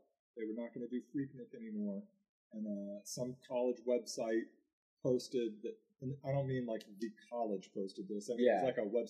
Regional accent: Aiken, South Carolina, United States; also born or lived in Florida; now in Augusta, United States; I mean, I grew up in Aiken and then Florida, so I'm kind of from here and I'm kind of not at the same time.

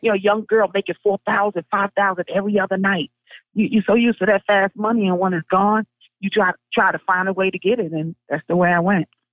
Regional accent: New York City, New York, United States; I'm from Brownsville

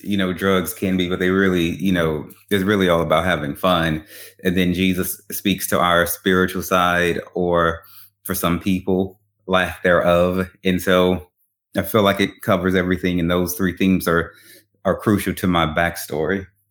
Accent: Baton Rouge, Louisiana, United States; moved away; I'm originally from Baton Rouge, Louisiana

